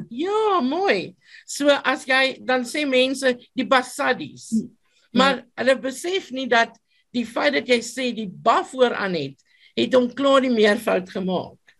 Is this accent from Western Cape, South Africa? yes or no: no; Free State, South Africa; first language Afrikaans and Sotho; my storie het begin in 1976 op 'n plaas in die Vrystaat en my ma was 'n onderwyseres en ek het op die plaas gebly saam met my my soeto mamma.